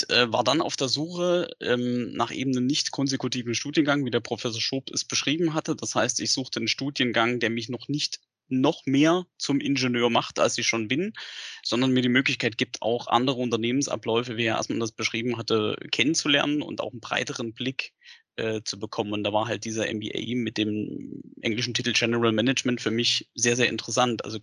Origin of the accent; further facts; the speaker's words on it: Saxony, Germany; born there; also born or lived in Bavaria; Ich bin gebürtiger Sachse. Man hört es nicht mehr. Ich habe äh, zehn Jahre auch woanders gelebt, also insgesamt zwölf Jahre auch in Bayern.